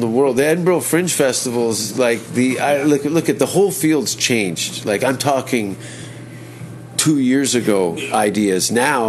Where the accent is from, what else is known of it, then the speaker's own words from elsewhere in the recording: Hamilton, Ontario, Canada; I'm from Hamilton.